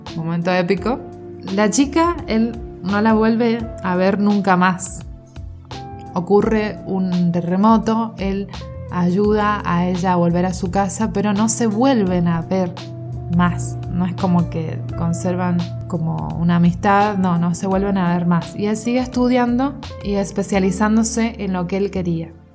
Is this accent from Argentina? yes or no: yes; Argentina; soy argentina